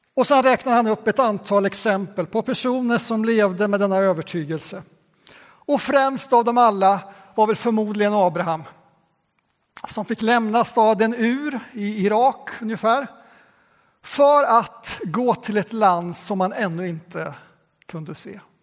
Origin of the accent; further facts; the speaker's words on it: Västgöta Plain, Västra Götaland, Sweden; ett av de missionskapell som jag växte upp i på Västgötaslätten